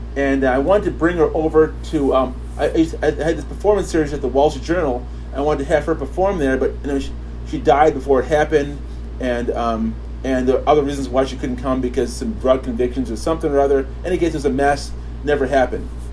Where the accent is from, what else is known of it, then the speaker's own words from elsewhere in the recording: New Rochelle, New York, United States; also born or lived in Kingston, Jamaica; raised in upstate New York